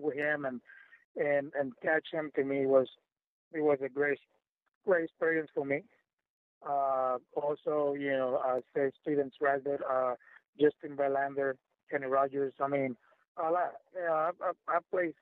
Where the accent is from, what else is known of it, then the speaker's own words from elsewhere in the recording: Puerto Rico; first language Spanish; English is a second language; that's my first language, right? I'm from Puerto Rico